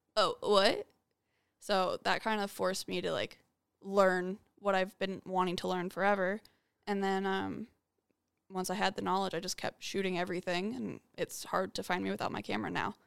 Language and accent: English; Las Vegas, Nevada, United States; born and raised in Vegas